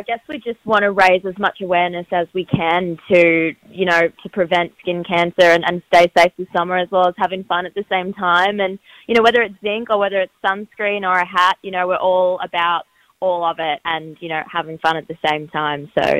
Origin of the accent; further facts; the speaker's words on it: Australia; moved away as an adult; also born or lived in United States; being Australian and growing up in the water